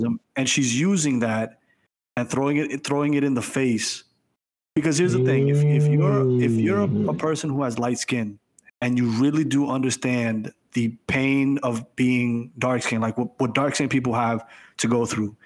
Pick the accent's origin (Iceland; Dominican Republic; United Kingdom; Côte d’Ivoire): Dominican Republic; now in United States; I'm from the Dominican Republic